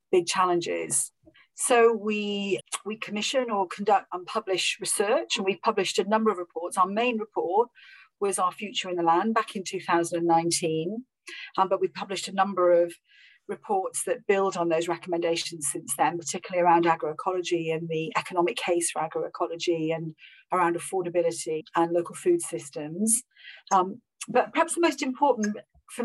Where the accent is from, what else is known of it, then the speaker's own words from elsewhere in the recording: Rhondda Valley, Wales, United Kingdom; moved away; I'm from the Rhondda Valley. I'm from the deepest valleys of Wales, in the Rhondda Valley